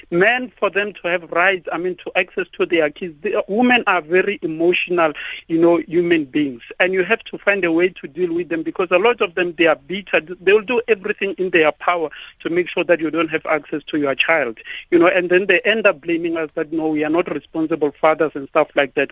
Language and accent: English; South Africa; now in Polokwane, South Africa; as South African men